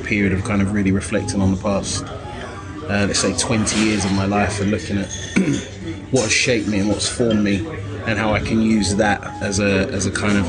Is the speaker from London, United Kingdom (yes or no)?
yes; London, United Kingdom; I grew up in London